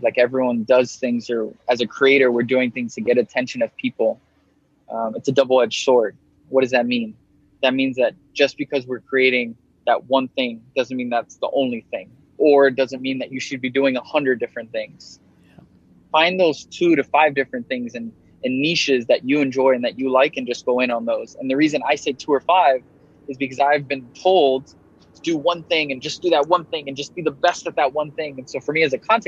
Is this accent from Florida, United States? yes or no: yes; Miami, Florida, United States; moved away; also born or lived in New York; being born and raised in Miami